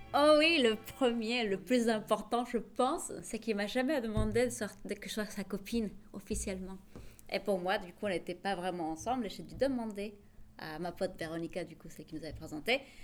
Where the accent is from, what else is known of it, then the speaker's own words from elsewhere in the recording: Bolivia; moved away as an adult; also born or lived in Marseille, France; now in Lille, France; je suis bolivienne